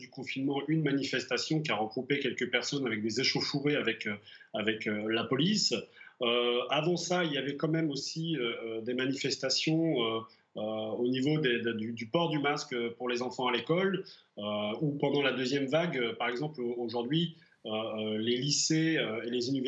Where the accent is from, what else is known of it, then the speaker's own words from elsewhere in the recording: France; now in Bratislava, Slovakia; tant que Français